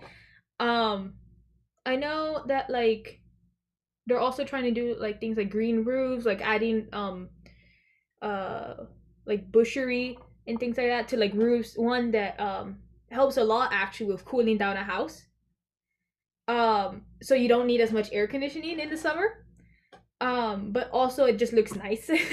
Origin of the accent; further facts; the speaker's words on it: Florida, United States; I am a 17 year old junior uh, from Florida